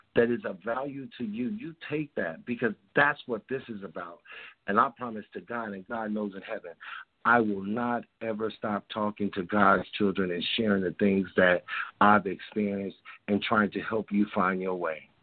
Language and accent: English; Chicago, Illinois, United States; now in California, United States; I grew up in Chicago and I moved out here to California.